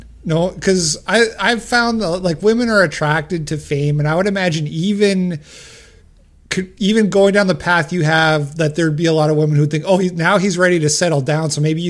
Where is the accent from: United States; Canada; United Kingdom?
Canada; also born or lived in Montreal; I'm Canadian and I was living in Montreal at the time